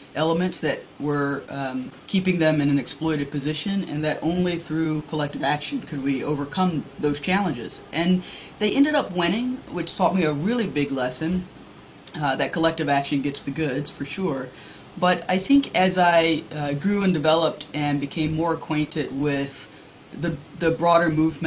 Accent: the American South, United States; as a Southerner

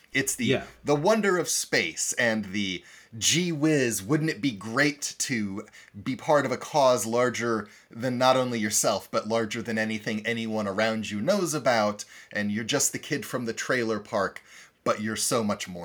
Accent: Iowa, United States; I grew up in Iowa.

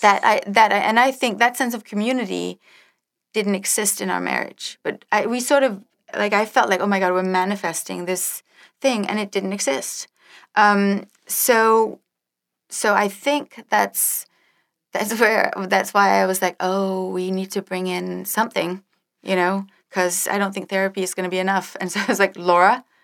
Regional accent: Denmark; moved away; I grew up in Denmark

